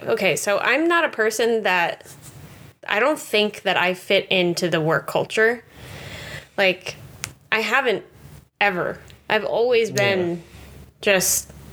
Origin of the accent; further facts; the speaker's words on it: Denver, Colorado, United States; moved away as an adult; we moved here from my home state of Denver. My home state, Colorado. And I've never lived anywhere else